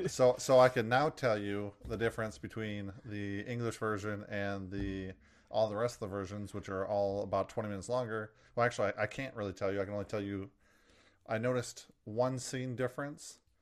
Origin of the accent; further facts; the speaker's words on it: United States; as an American